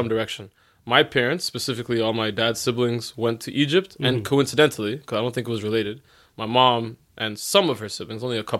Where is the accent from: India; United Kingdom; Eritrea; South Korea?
Eritrea; I'm Eritrean.